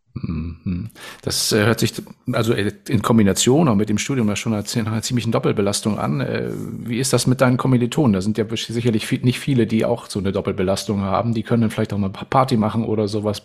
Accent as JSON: {"language": "German", "region": "Northern Germany", "country": "Germany", "said": "Nun bin ich ja mhm. Norddeutscher"}